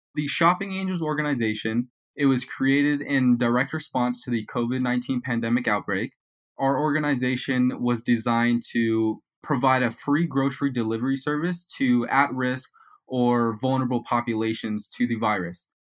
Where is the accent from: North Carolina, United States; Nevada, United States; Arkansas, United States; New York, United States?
Nevada, United States; Las Vegas; also born or lived in Reno, Nevada; I am from Las Vegas, Nevada